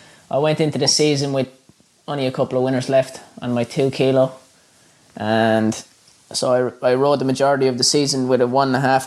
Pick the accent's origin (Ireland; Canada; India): Ireland; moved away as an adult; now in Australia; I grew up in Ireland